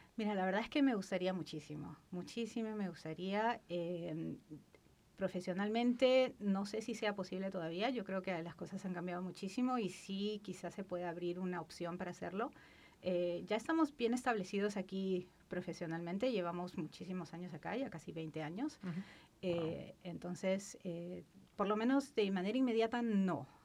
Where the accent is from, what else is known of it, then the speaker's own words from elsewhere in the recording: Lima, Peru; moved away as an adult; Yo soy de Lima, la capital del Perú. Nací y mm. crecí ahí, viví casi la mitad de mi vida allá.